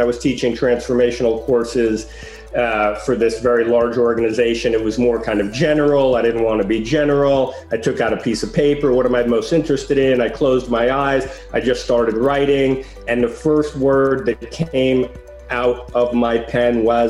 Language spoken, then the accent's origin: English; New York City, New York, United States; also born or lived in Paris, France; You know, I grew up in Greenwich Village